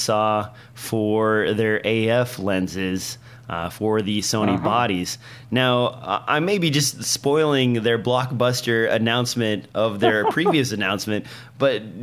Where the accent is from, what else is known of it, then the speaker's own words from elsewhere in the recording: Nebraska, United States; In my home state in Nebraska